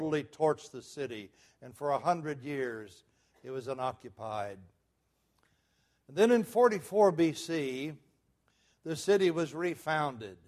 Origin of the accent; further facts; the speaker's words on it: Muskogee, Oklahoma, United States; When I was a boy growing up in Muskogee, Oklahoma